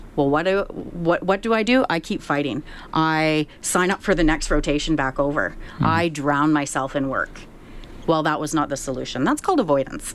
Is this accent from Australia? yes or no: no; Saskatchewan, Canada; growing up in Saskatchewan, I've always been a proud Canadian